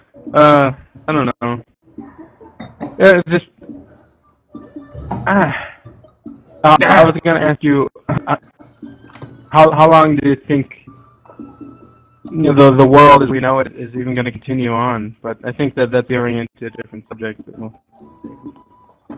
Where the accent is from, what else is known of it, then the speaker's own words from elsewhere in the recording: United States; I'm proud to be American.